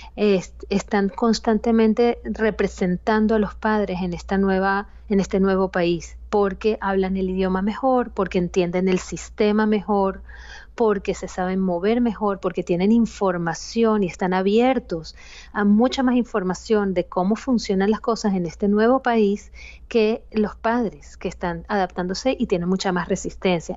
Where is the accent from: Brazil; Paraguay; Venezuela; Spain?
Venezuela; yo soy familia de padres inmigrantes y crecí en Venezuela como primera generación